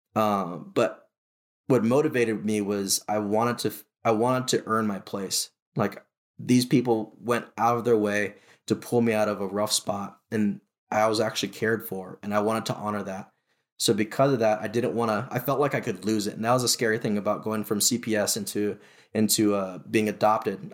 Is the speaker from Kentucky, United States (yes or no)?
no; Honolulu, Hawaii, United States; I was born and raised in Honolulu, Hawaii